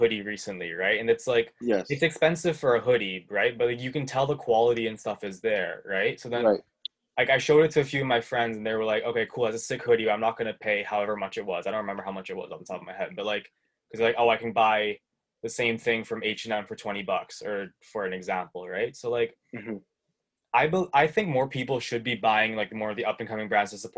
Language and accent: English; Toronto, Ontario, Canada; I'm from Toronto